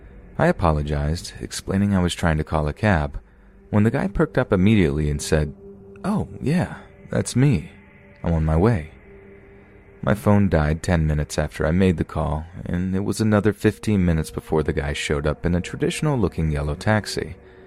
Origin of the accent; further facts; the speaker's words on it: Alaska, United States; I was born and raised in Alaska, so living in the continental United States was a vastly new experience for me.